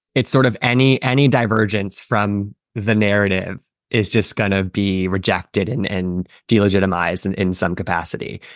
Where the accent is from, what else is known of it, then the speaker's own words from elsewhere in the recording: United States; as a kid growing up in America